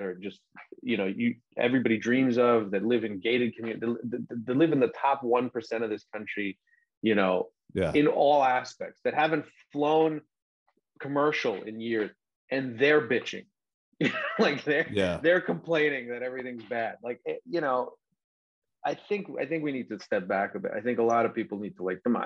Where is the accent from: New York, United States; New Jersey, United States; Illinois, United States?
New York, United States; Long Island; also born or lived in Serbia (family); I grew up sort of on Long Island too, or at least in New York